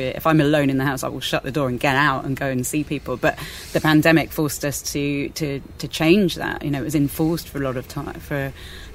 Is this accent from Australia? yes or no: no; Spain; moved away; I grew up in Spain, so I know Spain really well